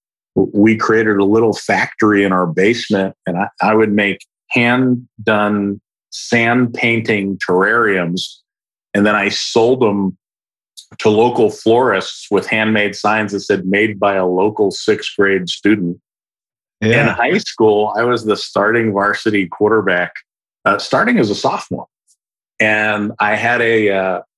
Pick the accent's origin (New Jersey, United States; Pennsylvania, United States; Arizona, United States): Pennsylvania, United States; Philadelphia; now in Dallas, United States; So I was born in Philadelphia. I live in Dallas now, but I grew up in the Northeast